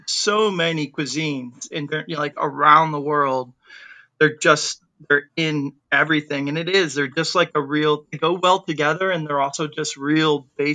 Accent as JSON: {"language": "English", "country": "United States", "said": "I'm like an American guy"}